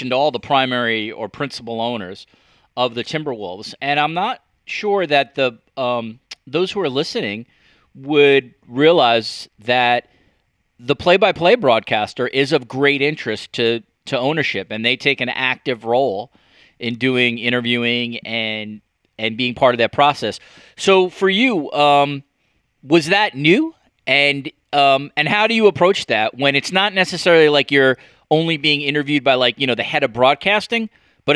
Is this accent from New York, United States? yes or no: yes; New York, United States; a New Yorker who's watched Nets and Knicks broadcast for a long time